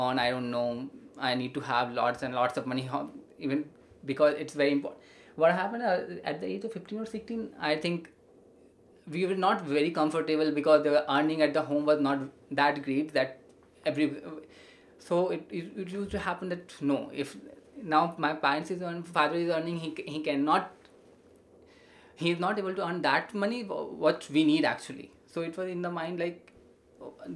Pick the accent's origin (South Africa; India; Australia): India; we are an Indian